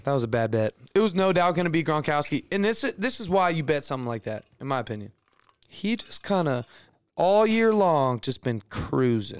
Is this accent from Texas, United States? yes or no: yes; Houston, Texas, United States; I'm from Houston